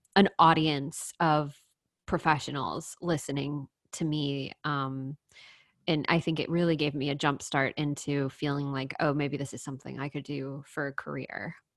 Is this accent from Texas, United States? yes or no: yes; The Woodlands, Texas, United States; so I grew up in Texas, um, in a town called The Woodlands